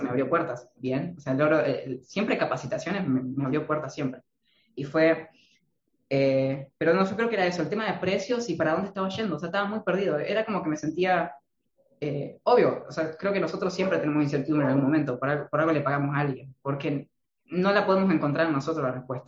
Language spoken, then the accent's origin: Spanish; Argentina; yo vengo de Argentina